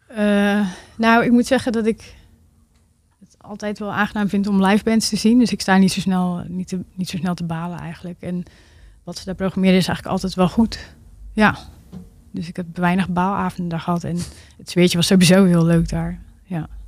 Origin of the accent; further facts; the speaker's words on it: Drachten, Friesland, Netherlands; moved away as an adult; also born or lived in Groningen; daarvoor ben ik in drachten opgegroeid